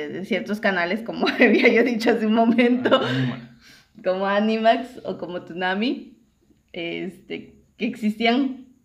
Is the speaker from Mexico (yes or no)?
yes; Yucatán, Mexico; also born or lived in Ciudad del Carmen, Campeche; nosotros somos aquí de, de Yucatán. Eh, yo, no, yo no vivía aquí en Yucatán, yo vivía en, en Ciudad del Carmen, Campeche. Imagínense, estaba yo en otro estado.